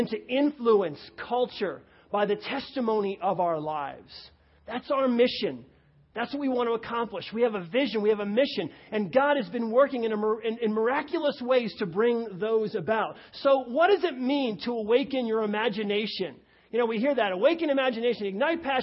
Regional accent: New York, United States; moved away; I come from New York, and so I can talk fast

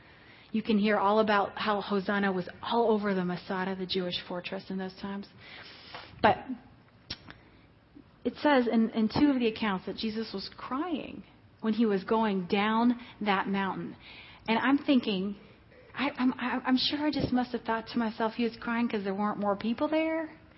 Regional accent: Mexico; Hello. I am from Mexico.

